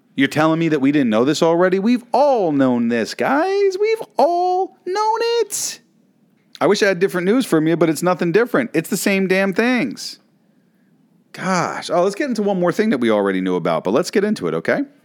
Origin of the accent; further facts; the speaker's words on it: New York City, New York, United States; that is my home state, my hometown